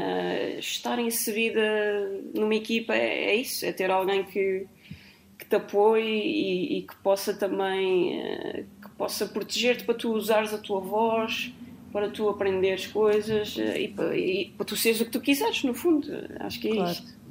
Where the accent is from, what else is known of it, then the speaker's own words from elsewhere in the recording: Azores, Portugal; moved away; nasci nos Açores